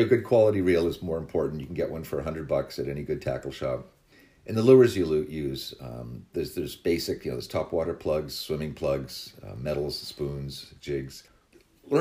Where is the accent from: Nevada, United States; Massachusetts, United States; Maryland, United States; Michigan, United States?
Massachusetts, United States; Barnstable; I started fishing my hometown of Barnstable